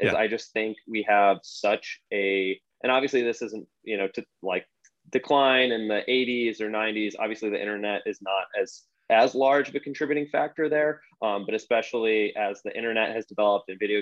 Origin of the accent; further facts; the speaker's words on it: Rochester, New York, United States; now in Austin, United States; I'm from Rochester, New York